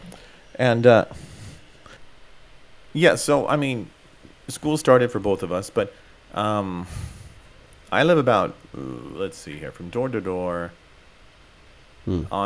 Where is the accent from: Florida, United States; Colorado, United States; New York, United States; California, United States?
California, United States; now in Japan; I'm from California